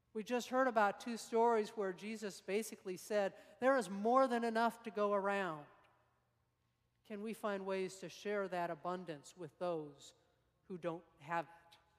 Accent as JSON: {"language": "English", "town": "Salt Lake City", "region": "Utah", "country": "United States", "tie": "born or raised there", "moved": "yes", "said": "I grew up in Salt Lake uh, high school years"}